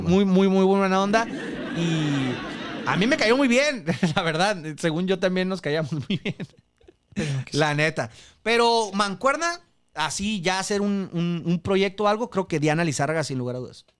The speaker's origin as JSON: {"language": "Spanish", "country": "Mexico", "said": "soy mexicano"}